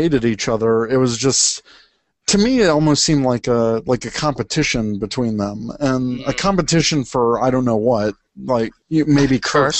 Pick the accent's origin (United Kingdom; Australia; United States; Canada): United States; the South; I was born in the South.